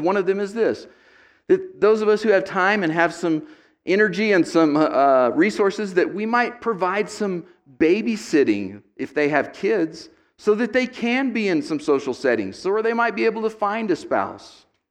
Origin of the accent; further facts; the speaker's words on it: United States; I'm an American second